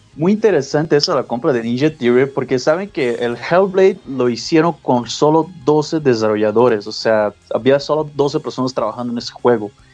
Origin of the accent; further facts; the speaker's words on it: Brazil; now in Guadalajara, Mexico; yo soy de Brasil